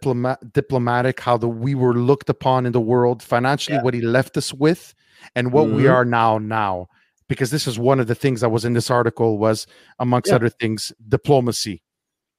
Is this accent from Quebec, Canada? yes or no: yes; Montreal, Quebec, Canada; I'm ashamed to be a Montrealer